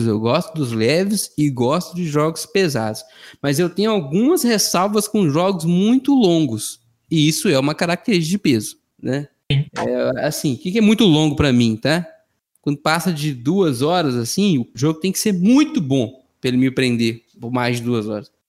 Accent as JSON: {"language": "Portuguese", "region": "Minas Gerais", "country": "Brazil", "said": "Eu sou mineiro"}